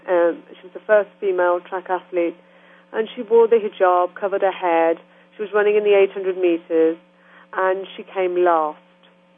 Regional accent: England, United Kingdom; accent: English; And I said, oh, I'm from England. And she said, oh, but you have a proper English accent.

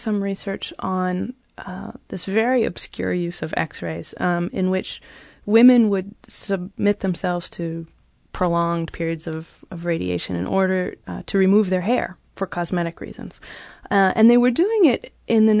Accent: California, United States; moved away as an adult; also born or lived in Cambridge; I grew up in California and went to college in California

